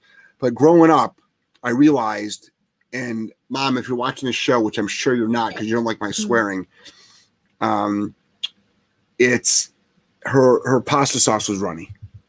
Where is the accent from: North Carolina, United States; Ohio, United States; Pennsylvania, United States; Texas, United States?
Ohio, United States; I'm from Ohio.